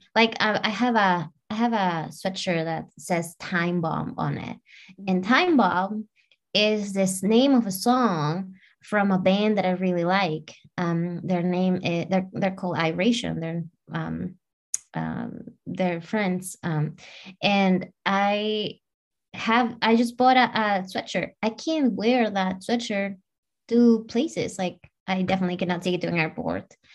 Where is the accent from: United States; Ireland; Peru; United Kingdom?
Peru; I'm from South America, I'm from Peru.